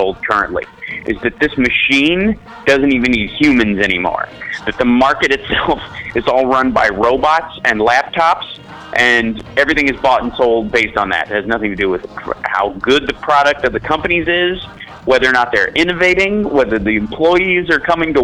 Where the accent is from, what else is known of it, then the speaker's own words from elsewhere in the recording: Chicago, Illinois, United States; I'm from Chicago, so, you know, I went to high school there, and it's, you know, it's my hometown